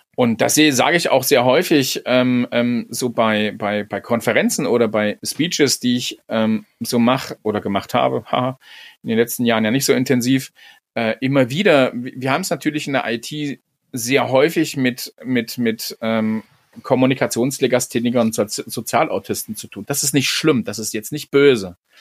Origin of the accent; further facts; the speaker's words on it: Magdeburg, Saxony-Anhalt, Germany; moved away; Ich bin ja in Magdeburg groß geworden